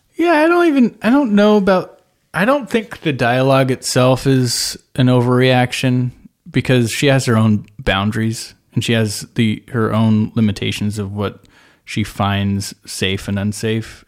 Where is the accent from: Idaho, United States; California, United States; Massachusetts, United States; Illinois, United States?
California, United States; Bay Area; I'm from the Bay Area.